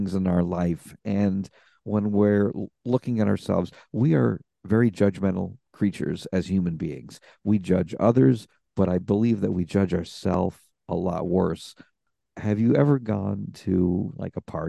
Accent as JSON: {"language": "English", "country": "United States", "said": "as an American."}